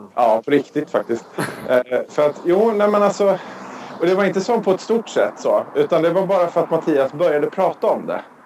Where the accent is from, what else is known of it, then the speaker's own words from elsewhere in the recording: Sweden; vi svenskar